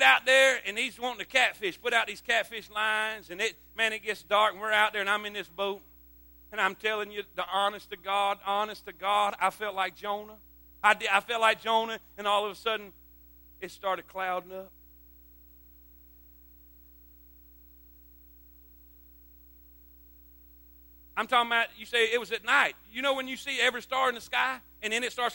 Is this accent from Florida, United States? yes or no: yes; Florida, United States; moved away; I grew up in Florida